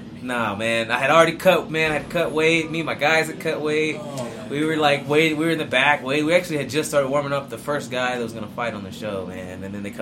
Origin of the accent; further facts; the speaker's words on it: California, United States; moved away as an adult; also born or lived in San Diego, California; now in Mobile, Alabama, United States; I'm originally from California, and I moved to Alabama to go to college